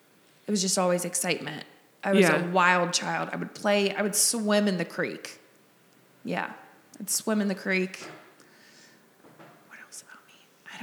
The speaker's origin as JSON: {"language": "English", "town": "Cincinnati", "region": "Ohio", "country": "United States", "tie": "born or raised there", "said": "Cincinnati. Okay. Specifically. Anderson Township. Born and raised."}